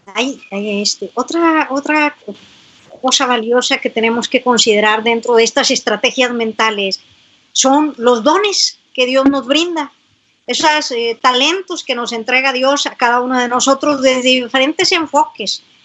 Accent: San Buenaventura, Coahuila, Mexico; acá en mi tierra, yo soy de San Buenaventura, Coahuila

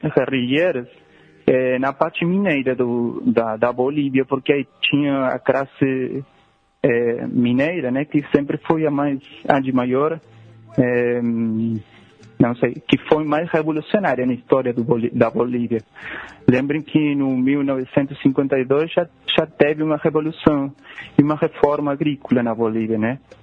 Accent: Rosario, Santa Fe, Argentina; Portuguese is a second language; moved away; o lugar onde eu nasci, é, bom, é, Rosário

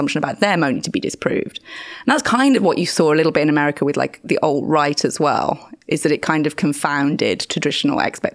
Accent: Birmingham, West Midlands, United Kingdom; now in London, United Kingdom; where I grew up in Birmingham

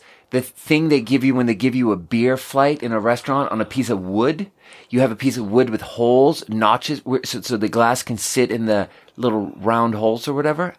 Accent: southern Sweden, Sweden; but in Sweden, I'm from the South.

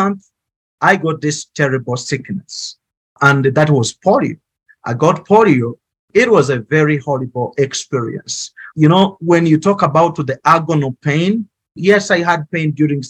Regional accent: Uganda; now in Kigali, Rwanda; I grew up in Uganda

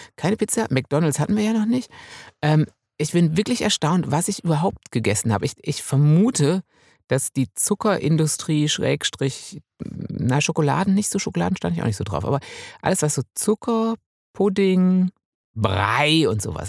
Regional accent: Münsterland, North Rhine-Westphalia, Germany; now in Bavaria, Germany; ich komme ja aus dem Münsterland

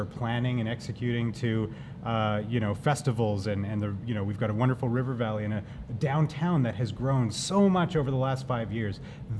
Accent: Regina, Saskatchewan, Canada; born there; I was born in Regina.

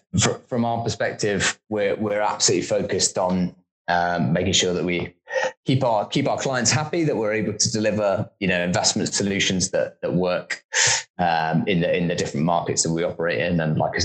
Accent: United Kingdom; That I don't know the Queen personally, I suspect, or something along those lines. I think, probably the size of our country. I think we're often seen as quite small and regional.

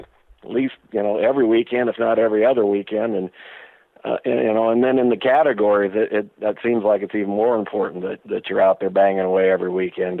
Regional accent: Nebraska, United States; now in South Dakota, United States; I was born and raised in Nebraska, Cornhusker fan for life, and, you know, we moved up here back in 76, I guess, and then I've been in South Dakota ever since.

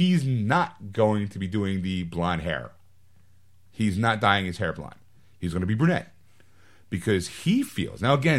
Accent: Hawaii, United States; Because I'm from Hawaii and Aquaman's associated with the sea, it's very very serendipitous casting because my people are island people. We're surrounded by water.

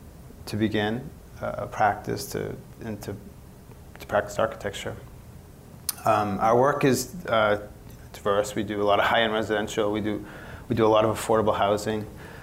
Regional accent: Lowell, Massachusetts, United States; moved away as an adult; now in Los Angeles, United States; Well, I grew up back east. I grew up in Lowell, Massachusetts. Lowell's kind of an industrial mill town.

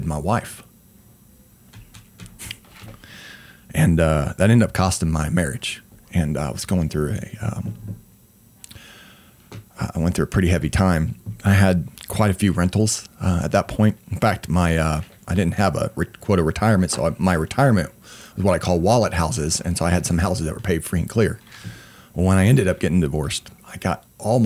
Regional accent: Weatherford, Oklahoma, United States; now in Oklahoma City, United States; I grew up in Oklahoma, and it's the Bible Belt

